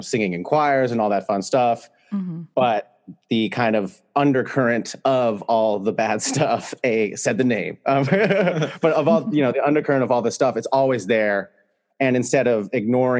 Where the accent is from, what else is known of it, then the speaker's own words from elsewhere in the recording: California, United States; I'm from California